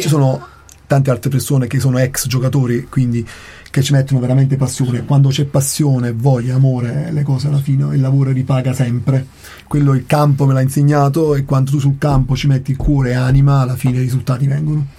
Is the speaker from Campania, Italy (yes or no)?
yes; Naples, Campania, Italy; now in Trento, Italy; io che sono Partenopeo di Napoli